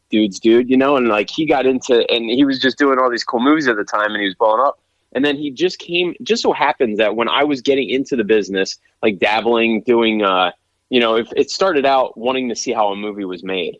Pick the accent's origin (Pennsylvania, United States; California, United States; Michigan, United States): Pennsylvania, United States; moved away; I grew up in Pennsylvania